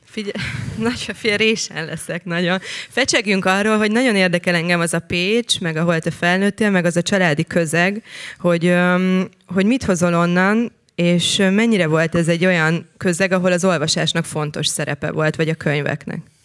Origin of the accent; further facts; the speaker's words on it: Szentendre, Pest, Hungary; Szentendrei vagyok